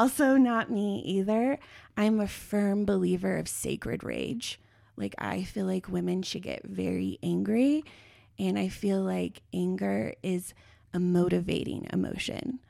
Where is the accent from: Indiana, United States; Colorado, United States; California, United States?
Colorado, United States; Longmont; I come from Longmont, Colorado, At the time I was a teenager, it had the highest rate of teen pregnancy in the United States